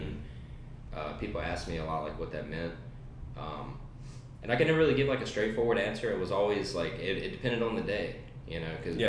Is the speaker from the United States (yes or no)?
yes; Danville, Virginia, United States; I was raised in Danville, Virginia. Uh, I've been here all my life.